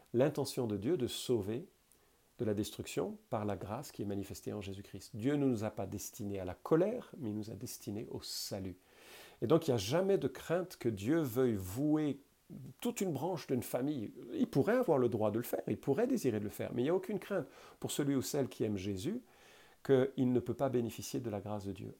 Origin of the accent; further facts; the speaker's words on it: France; je suis français